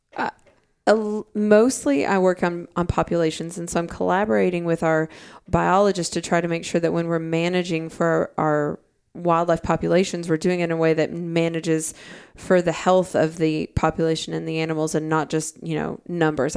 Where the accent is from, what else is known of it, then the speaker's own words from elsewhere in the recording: Arkansas, United States; I'm from Arkansas, I'm from a landlocked state